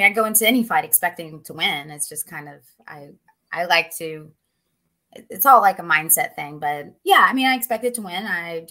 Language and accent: English; West Virginia, United States; moved away; also born or lived in Myrtle Beach, South Carolina / Ohio / Cincinnati, Ohio / Pennsylvania; I'm originally from West Virginia, but most of my family lives in Ohio now